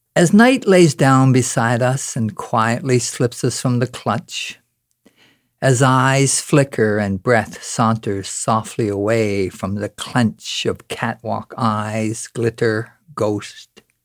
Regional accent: Corner Brook, Newfoundland and Labrador, Canada; now in Ontario, Canada; I'm from Cornerbrook, Newfoundland, and now live up in, uh, Ontario

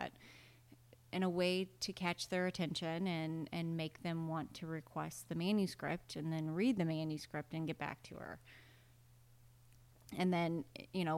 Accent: Iowa, United States; I was from Iowa

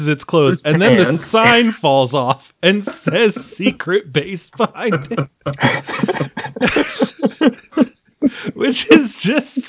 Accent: Boston, Massachusetts, United States; I'm from Boston

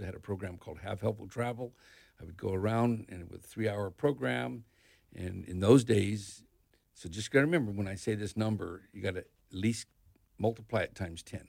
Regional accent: Northern California, United States; also born or lived in Colorado; now in Ocala, United States; I was raised in Northern California, in ranch country

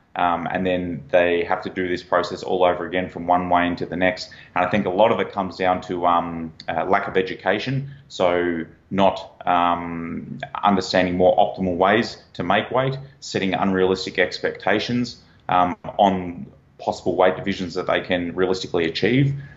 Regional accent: Australia; accent: Australian; I'm an Australian national, if you can't tell from the accent.

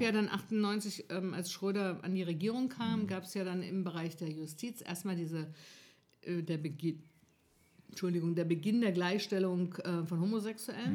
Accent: Northern Hesse, Germany; ich komme da nicht her ursprünglich, ich komme aus Nordhessen.

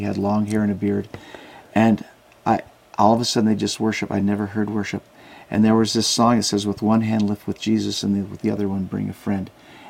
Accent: Southern California, United States; now in Hawaii, United States; I was a surfer from Southern California.

